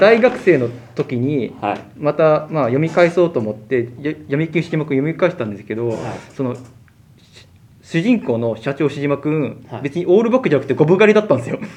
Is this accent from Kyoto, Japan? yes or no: no; Chiba, Japan; also born or lived in Fukushima; 福島県生まれ、千葉育ち。